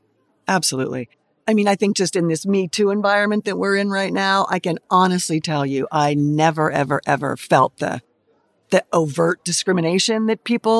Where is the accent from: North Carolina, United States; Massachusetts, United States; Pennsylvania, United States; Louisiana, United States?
Pennsylvania, United States; Pittsburgh; I grew up in Pittsburgh, went to Penn State.